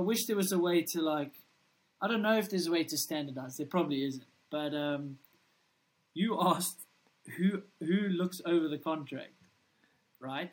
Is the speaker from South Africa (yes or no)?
yes; South Africa; I'm a kid from South Africa